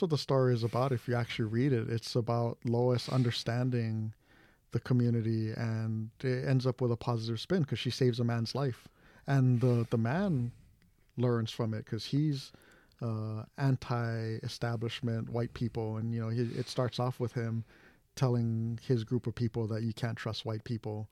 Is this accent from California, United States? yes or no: no; Hawaii, United States; I'm, I'm Japanese from Hawaii